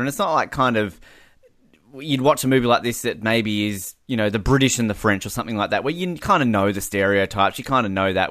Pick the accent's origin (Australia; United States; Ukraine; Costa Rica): Australia